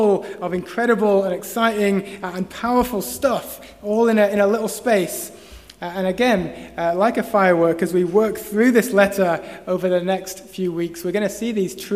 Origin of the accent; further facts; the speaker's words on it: Preston, North West England, United Kingdom; moved away; me in my hometown